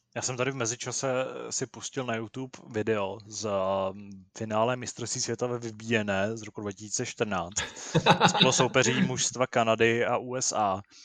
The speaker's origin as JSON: {"language": "Czech", "town": "Úvaly", "region": "Central Bohemian Region", "country": "Czechia", "tie": "born or raised there", "said": "u nás v Úvalech uh, byla jako školní, nebo školní dělostečná byla mrňavá, takže jsme chodili do Sokolovny"}